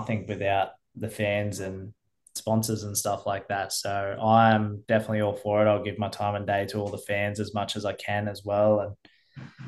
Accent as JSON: {"language": "English", "region": "New South Wales", "country": "Australia", "moved": "as an adult", "lives_now": "Queensland, Australia", "said": "I was from New South Wales"}